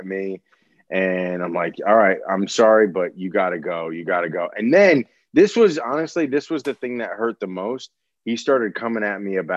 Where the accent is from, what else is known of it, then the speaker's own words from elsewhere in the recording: Hudson Valley, upstate New York, United States; The Hudson Valley area. An hour and 20 north of New York City.